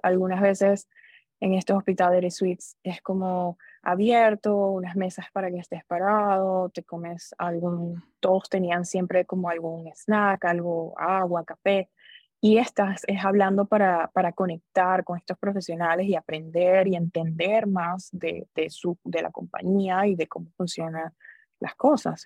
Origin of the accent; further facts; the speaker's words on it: Venezuela; moved away as an adult; also born or lived in Orlando, Florida; now in United States; Soy venezolana, yo me gradué de colegio, fui a la Universidad Central de Venezuela